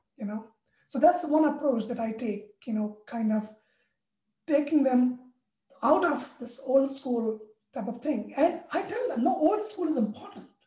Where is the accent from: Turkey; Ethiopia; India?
India; moved away; I'm from India